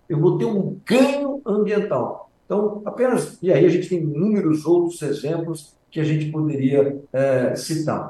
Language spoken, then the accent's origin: Portuguese; Brazil; nós, como brasileiros